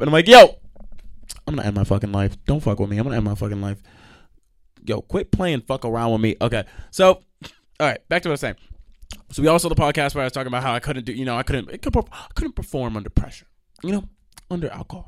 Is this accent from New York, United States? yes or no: yes; New York, United States; I'm from New York